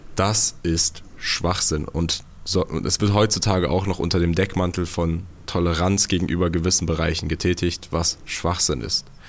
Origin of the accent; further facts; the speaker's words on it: Germany; ich bin ja in Deutschland groß geworden